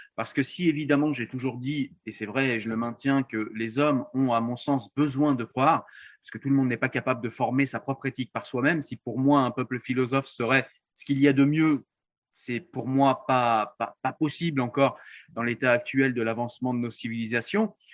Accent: France; je suis français, je pensais vivre en pays laïque

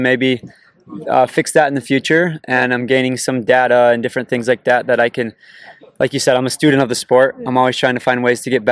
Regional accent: Utah, United States; I'm from Utah

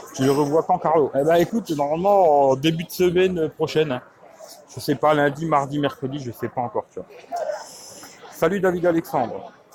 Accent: France; je suis né en France

